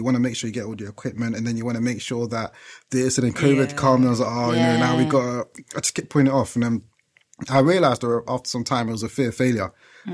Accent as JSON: {"language": "English", "region": "London", "country": "United Kingdom", "tie": "born or raised there", "moved": "as an adult", "lives_now": "Essex, United Kingdom", "said": "I grew up in East London"}